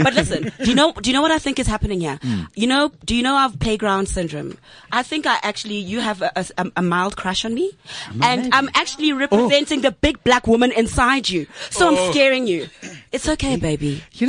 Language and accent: English; Grahamstown, Eastern Cape, South Africa; now in Johannesburg, South Africa; … is a girl from Grahamstown. I grew up from in Grahamstown.